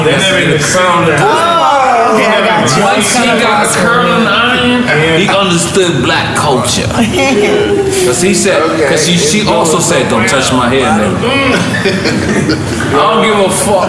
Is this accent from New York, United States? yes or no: yes; New York City, New York, United States; I'm from Lafrex City.